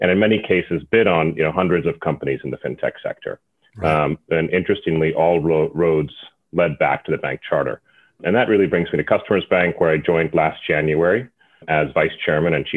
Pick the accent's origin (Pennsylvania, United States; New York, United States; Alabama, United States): Pennsylvania, United States; born and raised in Pennsylvania in a banking family